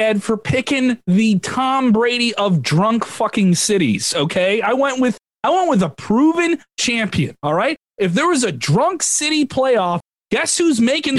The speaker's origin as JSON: {"language": "English", "country": "Ireland", "said": "As an Irish person, oh, great. Another St. Patrick's Day."}